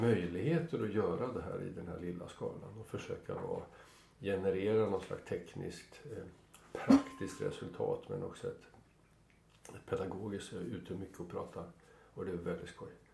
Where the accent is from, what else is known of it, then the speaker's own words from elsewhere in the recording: Sweden; Jag kom från Sverige